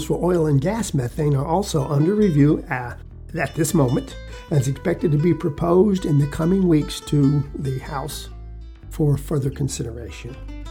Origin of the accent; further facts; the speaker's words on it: Texas, United States; also born or lived in Fort Davis, Texas; I'm primarily a Texan, folks, although I'm up north right now for a while